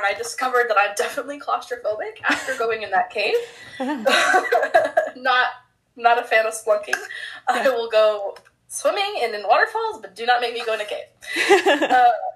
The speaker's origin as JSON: {"language": "English", "region": "Pacific Northwest", "country": "United States", "also_born_or_lived": "Honduras", "said": "I'm definitely from the Pacific Northwest, and I don't realize it until I'm not in the Pacific Northwest. Like, definitely from the PNW."}